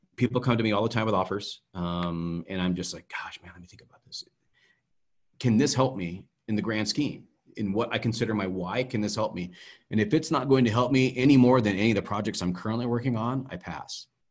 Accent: Idaho, United States; Growing up in Idaho, in the day and age that we lived in, there were no black people

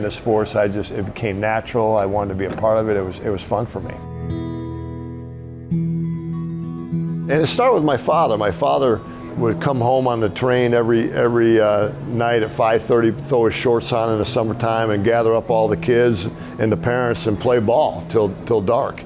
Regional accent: Wheaton, Illinois, United States; also born or lived in Norman, Oklahoma; I was raised in Wheaton, Illinois. We moved up to Wheaton at a very young age. I was 3 years old

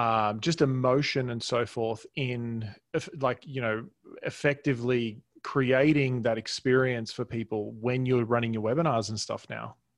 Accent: Australia; also born or lived in Toronto, Canada; now in United States; I was born in Toronto, and I grew up in Australia. I obviously now live in U S

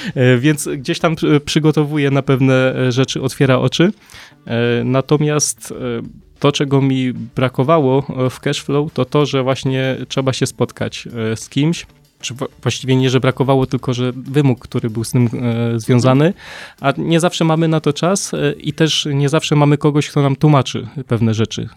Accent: Poland; tutaj się urodziłem

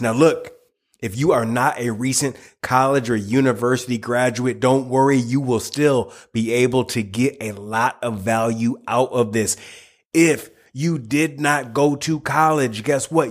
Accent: United States; I, I, live in the United States, born and raised in the United States

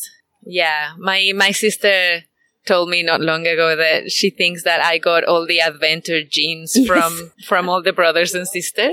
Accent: Mexico City, Mexico; moved away as an adult; also born or lived in Guadalajara; now in Byron Bay, Australia; I was born in Guadalajara, but grew up in Mexico City

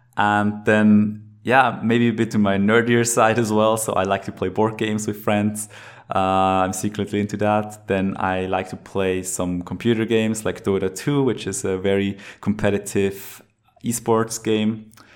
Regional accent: Lucerne, Switzerland; now in Zurich, Switzerland; I am from Switzerland, born in Lucerne, live in Zurich now

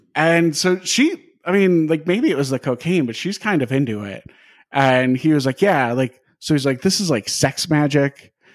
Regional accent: Wisconsin, United States; I grew up in Wisconsin

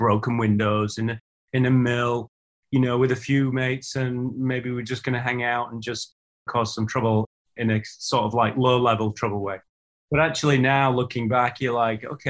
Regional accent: Huddersfield, Yorkshire and the Humber, United Kingdom; the town that I grew up in, you mentioned I'm a northern lad, I'm from Huddersfield in Yorkshire.

